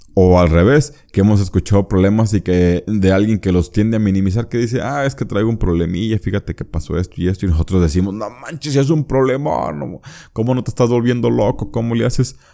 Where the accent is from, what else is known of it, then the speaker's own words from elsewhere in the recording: Mexico; yo soy mexicano.